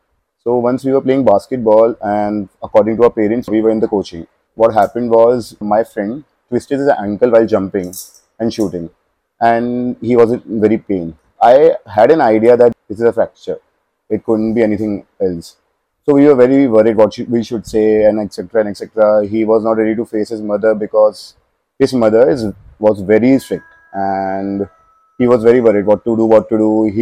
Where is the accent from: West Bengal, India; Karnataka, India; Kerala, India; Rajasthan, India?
Rajasthan, India; Kota; I'm from Kota.